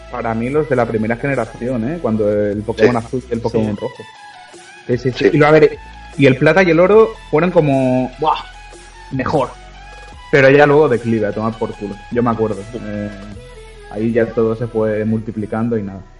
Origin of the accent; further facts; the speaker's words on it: Balearic Islands, Spain; also born or lived in Catalonia; Eh, a ver, yo siempre por el canal digo que soy entre Cataluña y las Baleares.